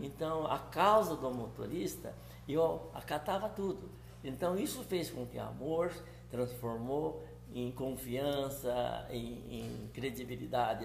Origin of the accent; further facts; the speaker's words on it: Pereira Barreto, São Paulo, Brazil; moved away as an adult; Porque eu nasci em São Paulo, uhum. em, no município de Pereira Barreto, em 12 de junho